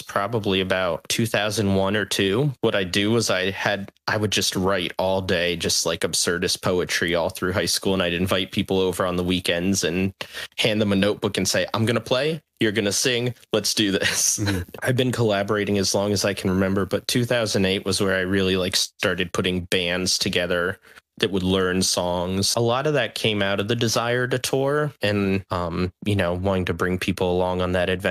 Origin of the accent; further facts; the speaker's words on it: Tannersville, Pennsylvania, United States; I grew up in the Pocono Mountains of Pennsylvania in a tiny little town called Tannersville